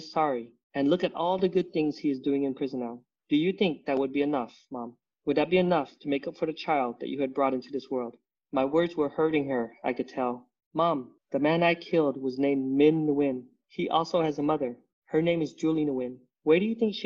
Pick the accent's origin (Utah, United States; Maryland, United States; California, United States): Utah, United States; Growing up in Utah, I never felt like I fit in. You know, we're the only Vietnamese family over there.